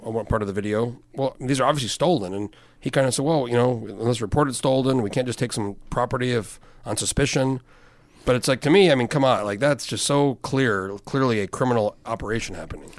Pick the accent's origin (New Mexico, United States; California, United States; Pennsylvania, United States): New Mexico, United States; moved away; I grew up in New Mexico and kind of predominantly white